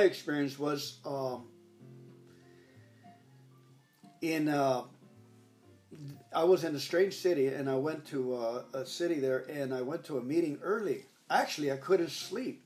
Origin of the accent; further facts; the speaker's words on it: Los Angeles, California, United States; I'm from the Los Angeles Dodger area